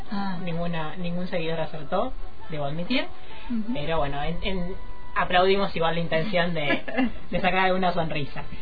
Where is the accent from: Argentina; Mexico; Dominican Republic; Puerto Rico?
Argentina; hasta llegar hoy a, bueno, a ver, a Argentina, podríamos decir, porque estamos en Qatar, pero seguimos siendo